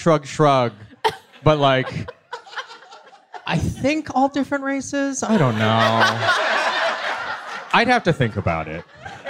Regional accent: Michigan, United States; I grew up in Michigan, y'all.

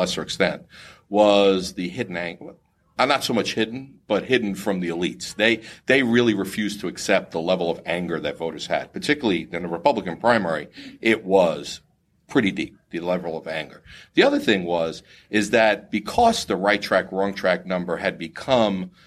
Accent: Florida, United States; Florida, being my home state

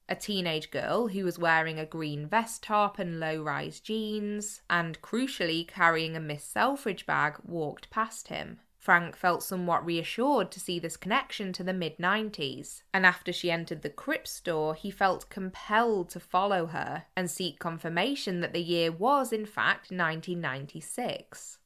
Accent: Cheshire, North West England, United Kingdom; I'm from Cheshire

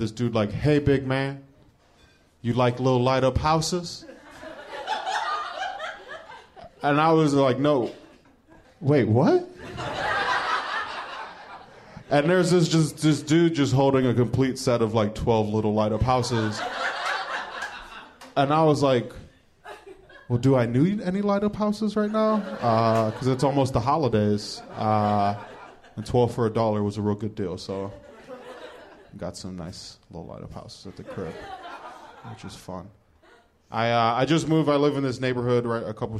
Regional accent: Cleveland, Ohio, United States; I'm from Cleveland

